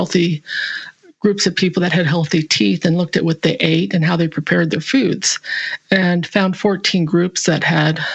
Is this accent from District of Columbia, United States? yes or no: no; California, United States; moved away as an adult; now in Cowichan Valley, Canada; I grew up in California